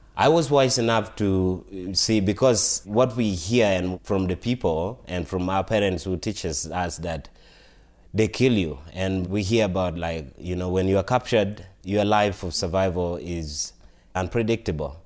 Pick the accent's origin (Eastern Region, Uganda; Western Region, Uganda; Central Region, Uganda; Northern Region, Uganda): Northern Region, Uganda; now in Colorado, United States; So, I am, I was born in Uganda, and I grew up in Uganda. I come from northern part of Uganda